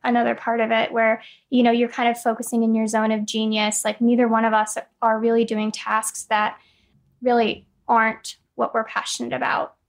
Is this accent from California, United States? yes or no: yes; California, United States; moved away as an adult; now in North Carolina, United States; we're both from California, but we moved out here about two years ago